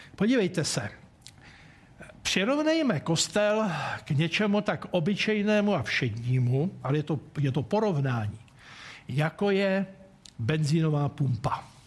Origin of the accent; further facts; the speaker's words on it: Czechia; nám Čechům